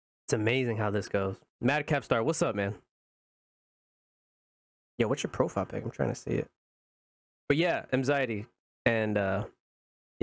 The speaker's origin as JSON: {"language": "English", "region": "Indiana", "country": "United States", "moved": "yes", "said": "I'm from Indiana"}